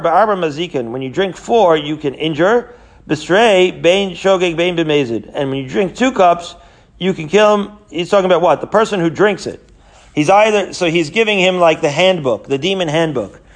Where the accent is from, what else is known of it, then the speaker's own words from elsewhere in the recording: Israel; moved away; I grew up in Israel